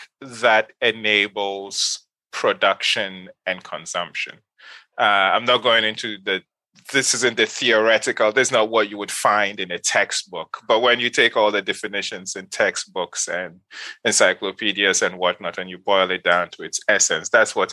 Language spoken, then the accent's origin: English; Kano, Kano State, Nigeria; moved away as an adult; also born or lived in Ghana; now in United States; I grew up in Nigeria. Specifically, I grew up in Kano